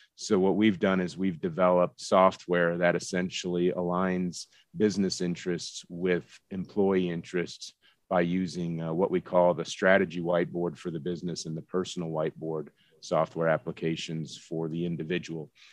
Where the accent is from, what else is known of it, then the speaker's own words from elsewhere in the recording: Florida, United States; moved away as an adult; now in Colorado, United States; grew up in Florida, went to school at the University of Central Florida